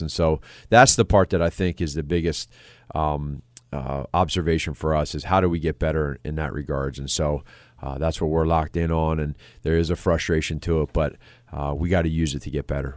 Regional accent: Pennsylvania, United States; moved away as an adult; now in Chicago, United States; being a, an East Coast guy, I'm from Pennsylvania, but coming out here in the Midwest

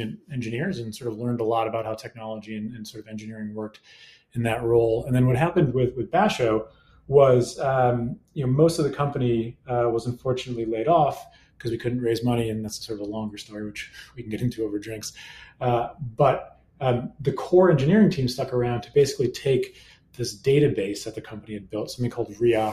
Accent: Massachusetts, United States; also born or lived in New York; from Massachusetts and moved to the Boston area

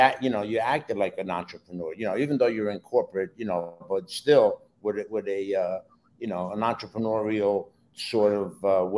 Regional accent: Newark, New Jersey, United States; also born or lived in Naples, Italy; now in South Florida, United States; I grew up in Newark, New Jersey, born in Naples, Italy. I came here when I was 8 years old, legally.

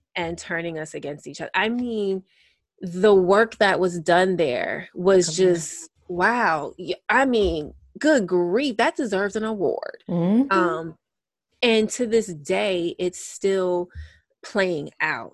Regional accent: United States; being an American

